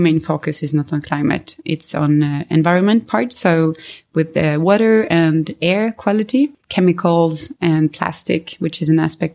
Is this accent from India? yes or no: no; France; moved away as an adult; also born or lived in Sweden; now in Stockholm, Sweden; I was born and raised in France. I'm in Sweden since 2010